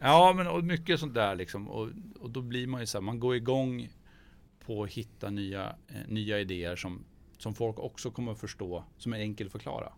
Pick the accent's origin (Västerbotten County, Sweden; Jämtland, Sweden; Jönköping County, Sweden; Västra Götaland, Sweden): Jämtland, Sweden; Gällö; där jag kommer ifrån i Gällö